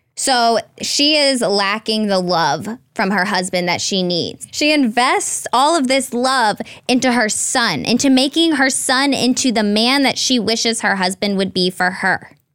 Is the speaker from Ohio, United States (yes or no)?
no; Red Oak, Texas, United States; moved away as an adult; now in Los Angeles, United States; I'm from a small town, and I would have never imagined living in L